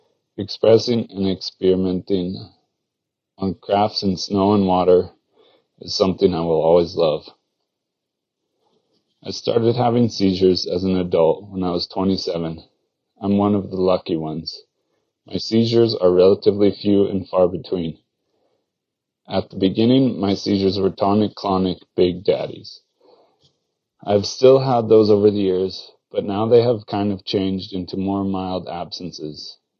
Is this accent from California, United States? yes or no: yes; Mammoth Lakes, California, United States; Growing up in Mammoth Lakes, a town in the Sierra Nevada mountains of California, I was lucky enough to learn how to ski around the same time that I learned how to walk.